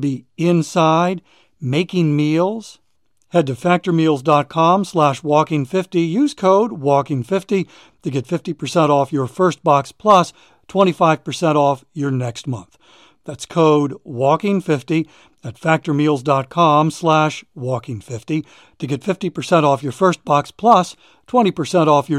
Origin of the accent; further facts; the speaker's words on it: Maryland, United States; moved away as an adult; now in South Carolina, United States; we moved here from Maryland 3 years ago, because I'd lived my entire life in Maryland